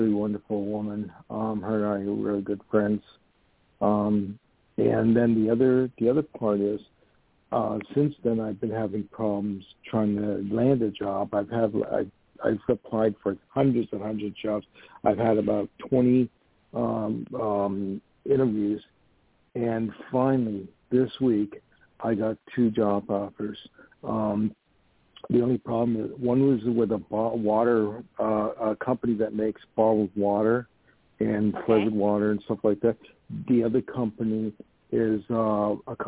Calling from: New York, United States; I'm calling from New York

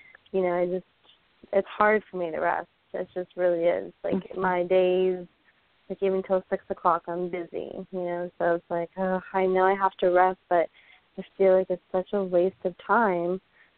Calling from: St. Cloud, Florida, United States; Hi. St. Cloud, Florida.

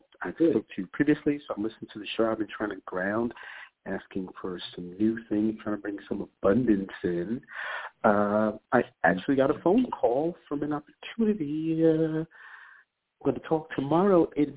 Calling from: New York, United States; I'm calling from New York.

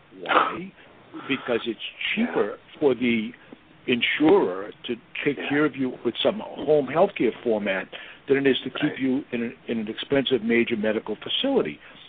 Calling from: Boston, Massachusetts, United States; I'm in Boston.

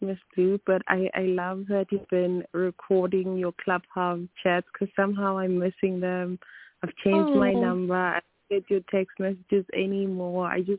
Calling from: Salt Lake City, Utah, United States; I'm calling from Utah.

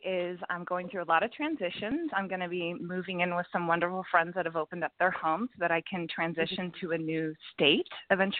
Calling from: Los Angeles, California, United States; Los Angeles.

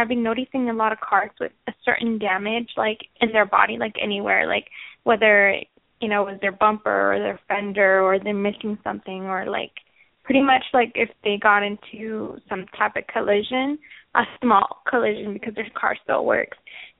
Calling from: Washington, United States; I'm calling from Washington State.

